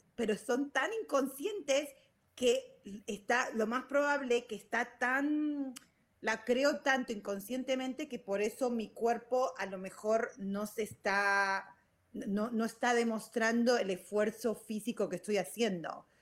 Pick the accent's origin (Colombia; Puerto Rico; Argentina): Argentina; moved away; also born or lived in Virginia / California; soy argentina